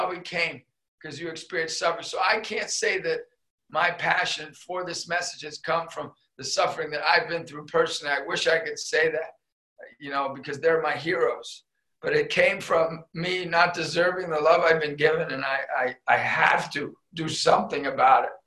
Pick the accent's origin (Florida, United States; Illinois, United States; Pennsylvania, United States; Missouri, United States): Pennsylvania, United States; Erie; I was a kid from Erie, PA, growing up, like a mom and dad